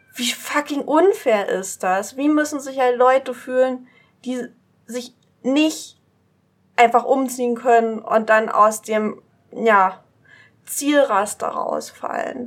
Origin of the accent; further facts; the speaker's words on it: East Saxony, Germany; Ich komme aus Ostsachsen, noch östlicher als Dresden